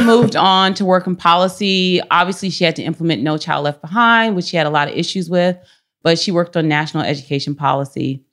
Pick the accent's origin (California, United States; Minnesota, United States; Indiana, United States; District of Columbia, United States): District of Columbia, United States; Washington; now in San Francisco, United States; I am from Washington, D C. I'm very proud to be from Washington, D C. And I grew up, uh, part of the time on Capitol Hill and then part of the time in an area called Columbia Heights